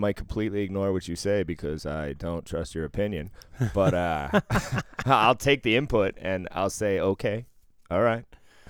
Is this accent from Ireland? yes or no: yes; Ireland; And I'm Irish, so you're going to have to zoom in if you want to see something.